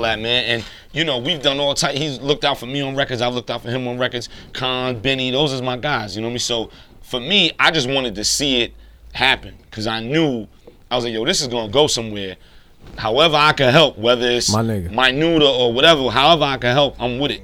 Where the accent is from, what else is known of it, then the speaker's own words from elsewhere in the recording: New York City, New York, United States; also born or lived in Queens, New York; as a New Yorker, as somebody from Brooklyn